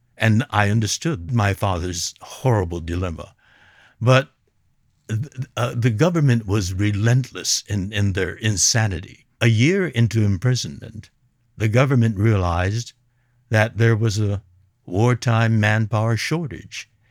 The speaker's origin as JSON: {"language": "English", "town": "Los Angeles", "region": "California", "country": "United States", "tie": "born or raised there", "said": "I was born and raised in Los Angeles"}